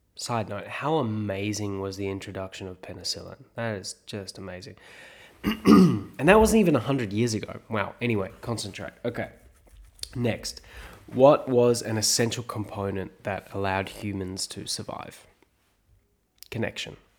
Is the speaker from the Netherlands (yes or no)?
no; South Africa; moved away; I grew up in South Africa